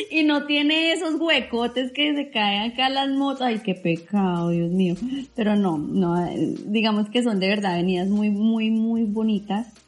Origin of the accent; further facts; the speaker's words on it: Bogotá, Colombia; yo vengo de Bogotá, que Bogotá no tiene